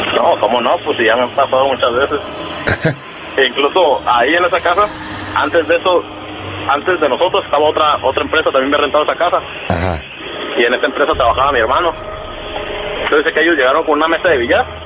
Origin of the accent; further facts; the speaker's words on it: Michoacán, Mexico; now in Tijuana, Mexico; yo soy originalmente de Michoacán.